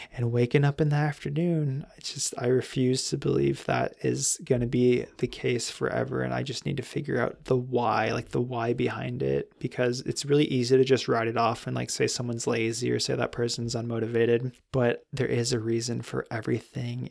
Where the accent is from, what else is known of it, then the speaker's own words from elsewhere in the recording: California, United States; growing up in California